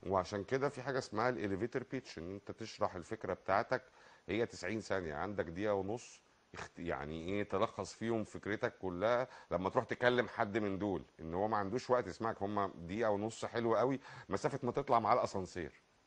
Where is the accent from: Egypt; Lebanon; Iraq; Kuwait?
Egypt; احنا عندنا في مصر